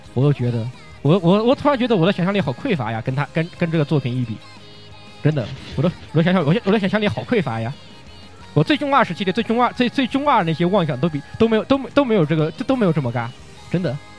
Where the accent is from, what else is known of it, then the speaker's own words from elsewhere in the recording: China; 我跟他们说我中国人